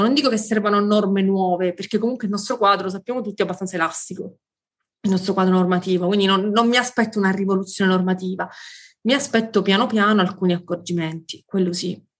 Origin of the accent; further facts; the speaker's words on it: Sicily, Italy; moved away as an adult; also born or lived in Rome; io sono siciliana, mi sono mm, poi spostata a Roma dove ho frequentato l'università